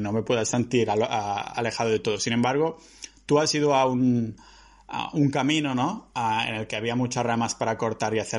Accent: Balearic Islands, Spain; born there; Pues yo nací en Menorca. En Menorca

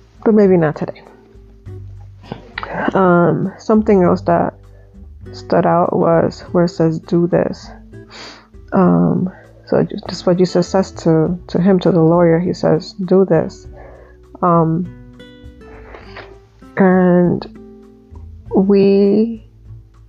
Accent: Dominican Republic; When I was about 8 years old, I think, 7, 8 years old, I was growing up in Dominican Republic

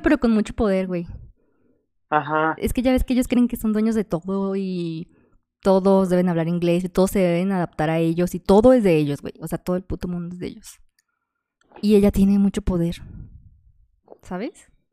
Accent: Guadalajara, Jalisco, Mexico; soy de Guadalajara

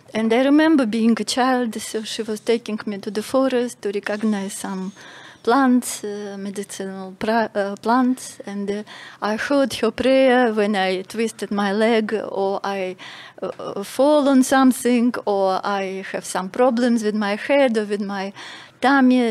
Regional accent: Russia; moved away as an adult; now in Malta; I'm from Russia

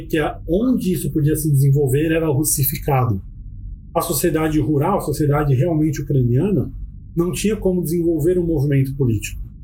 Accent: Brazil

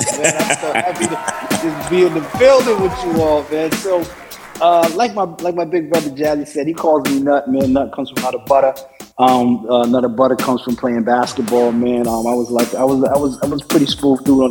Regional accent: New York City, New York, United States; also born or lived in Bronx, New York / Harlem, New York; I came from the Bronx at around 12, 13. When I moved to Harlem

